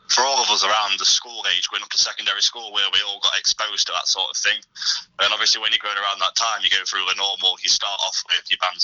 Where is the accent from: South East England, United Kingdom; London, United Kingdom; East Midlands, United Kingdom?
East Midlands, United Kingdom; Nottingham; we're all from Nottingham.